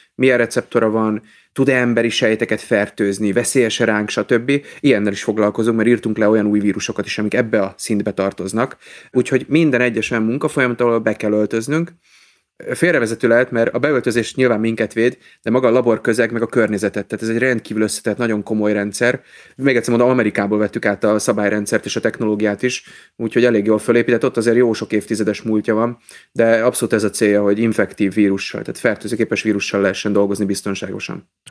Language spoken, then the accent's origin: Hungarian; Budapest, Hungary; moved away as an adult; now in Pécs, Hungary; én budapesti vagyok